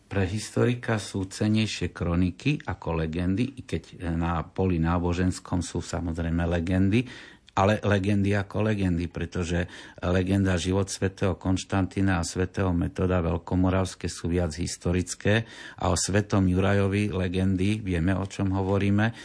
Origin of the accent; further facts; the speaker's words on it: Košice, Košice Region, Slovakia; som Košičan